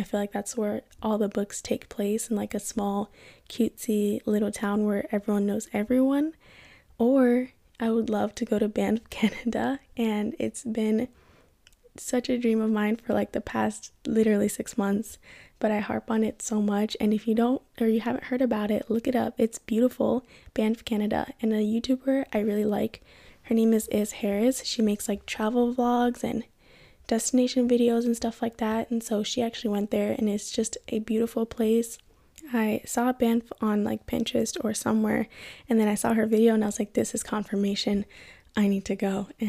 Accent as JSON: {"language": "English", "country": "Kenya", "said": "and then of course I'm from Kenya."}